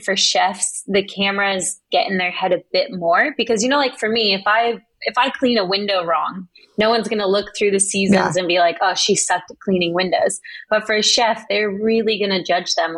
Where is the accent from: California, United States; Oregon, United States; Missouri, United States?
Oregon, United States; Pleasant Hill; moved away; also born or lived in Colorado; I'm from Pleasant Hill, Oregon. So we have like tractors and cows.